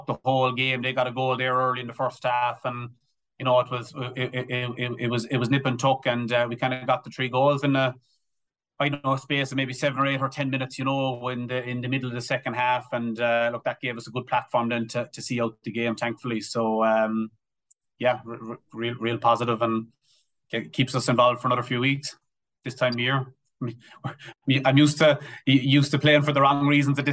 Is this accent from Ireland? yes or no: yes; Bantry, Munster, Ireland; moved away as an adult; I grew up in Bantry